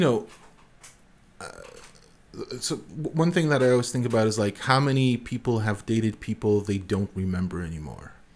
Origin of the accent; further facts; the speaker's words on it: Warsaw, Masovian Voivodeship, Poland; now in Berlin, Germany; I come from Warsaw